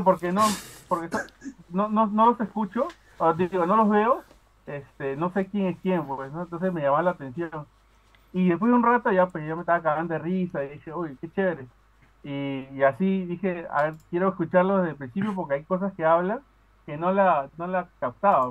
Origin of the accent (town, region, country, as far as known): Peru; accent: Peruvian; now in Aruba